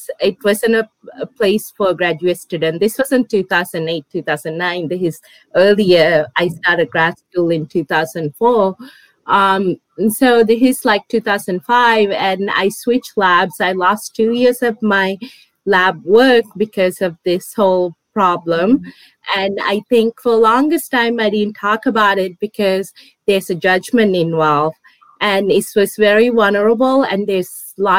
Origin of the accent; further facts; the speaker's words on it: Los Angeles, California, United States; moved away as an adult; also born or lived in Washington, District of Columbia, United States; now in San Diego, United States; I grew up in Los Angeles